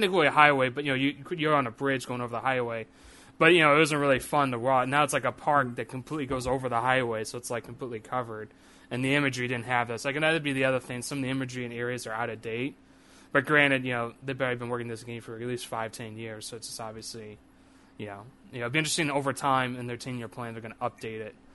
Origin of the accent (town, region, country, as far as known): St. Louis, Missouri, United States; born or raised there